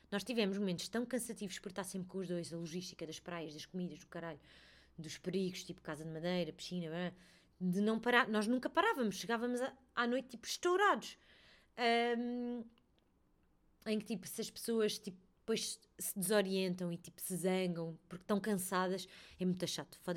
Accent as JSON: {"language": "Portuguese", "town": "Melides", "region": "Setúbal", "country": "Portugal", "tie": "born or raised there", "said": "que Melides também é a minha terra sabem? Isto é muito estranho para mim."}